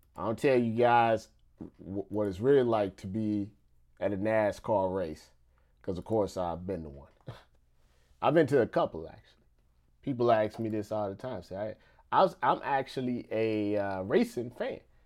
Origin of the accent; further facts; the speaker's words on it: Missouri, United States; I'm from Missouri